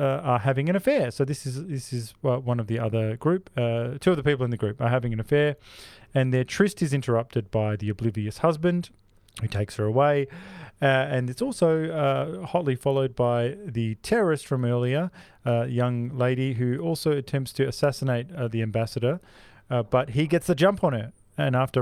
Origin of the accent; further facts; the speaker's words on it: Australia; We're Australian